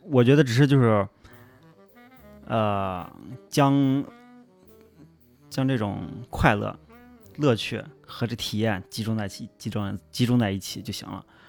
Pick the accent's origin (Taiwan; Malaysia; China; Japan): China; Xi'an, Shaanxi; 咱们作为西安人